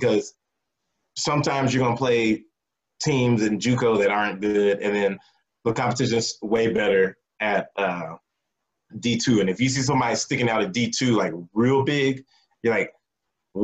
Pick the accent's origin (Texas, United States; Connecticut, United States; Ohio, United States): Texas, United States; growing up in Texas